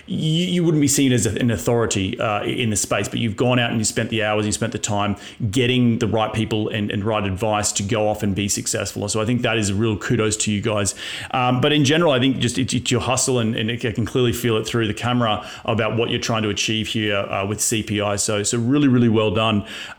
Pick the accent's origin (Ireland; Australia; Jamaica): Australia; moved away; it was so much bigger when I came from Australia